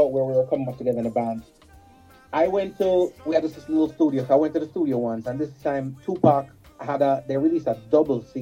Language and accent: English; Jamaica; For those people who are from Ontario, I'm from Jamaica.